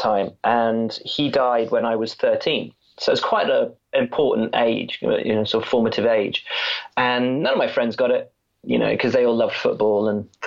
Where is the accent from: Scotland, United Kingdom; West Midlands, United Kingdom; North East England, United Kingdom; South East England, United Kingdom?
West Midlands, United Kingdom; Worcestershire; I grew up in Worcestershire